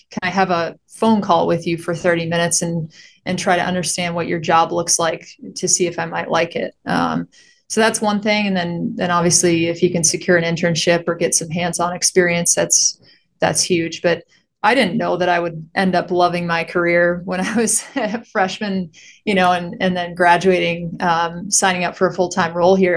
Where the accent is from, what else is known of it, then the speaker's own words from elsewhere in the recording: Michigan, United States; moved away as an adult; now in Phoenix, United States; I grew up in Michigan. I was there for, what was it, twenty-two years or so, and then I, I headed out here right after graduation